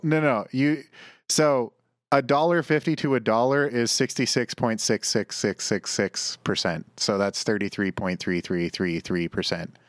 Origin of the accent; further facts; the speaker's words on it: Canada; as a Canadian coming from the winter here to winter in San Jose